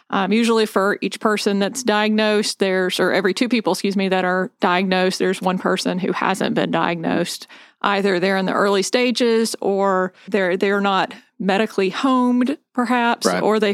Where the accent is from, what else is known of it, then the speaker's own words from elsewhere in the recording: Spartanburg, South Carolina, United States; now in Charleston, United States; I grew up in Sparkle City